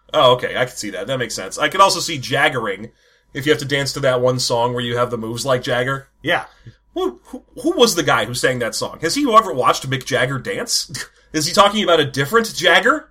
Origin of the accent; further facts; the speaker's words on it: the South, United States; I'm from the South